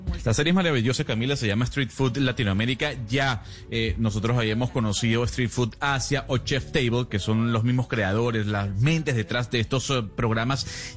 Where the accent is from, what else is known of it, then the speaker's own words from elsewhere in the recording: Venezuela; como venezolano